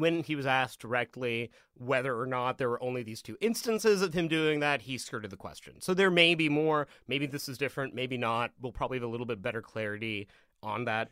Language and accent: English; Vancouver, British Columbia, Canada; I grew up around Vancouver